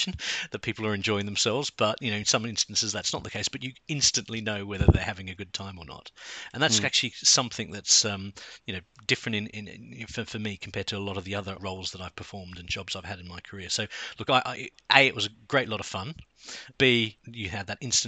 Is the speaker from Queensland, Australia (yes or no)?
no; Sydney, New South Wales, Australia; moved away as an adult; also born or lived in South London, United Kingdom; now in London, United Kingdom; I come from Sydney